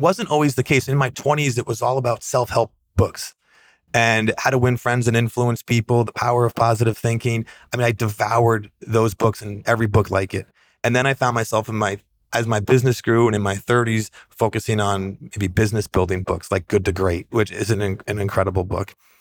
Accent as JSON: {"language": "English", "area": "the Adirondacks", "region": "New York", "country": "United States", "tie": "born or raised there", "said": "I grew up in the Adirondacks, outside hiking"}